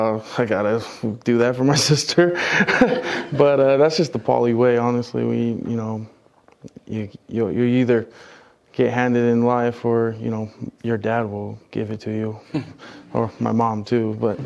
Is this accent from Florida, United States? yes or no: no; Hawaii, United States; accent: pidgin; Fell in love with the place and then kind of got better with my English. Lost my pidgin accent.